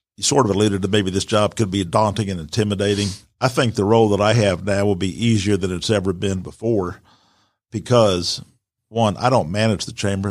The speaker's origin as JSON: {"language": "English", "town": "Atlanta", "region": "Georgia", "country": "United States", "tie": "born or raised there", "also_born_or_lived": "Virginia", "said": "I was born in Virginia, but I grew up in Atlanta. We came here in the early sixties."}